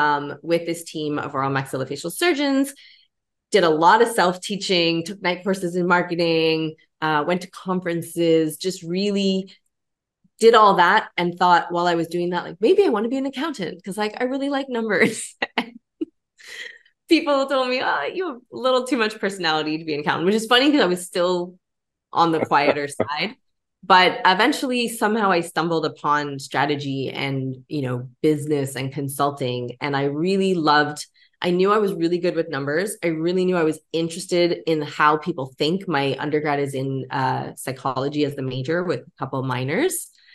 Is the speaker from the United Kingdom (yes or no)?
no; Canada; I grew up in Canada